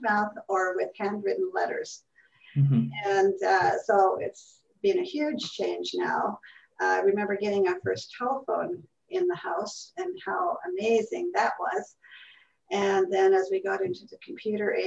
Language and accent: English; Canada; I born and raised in Canada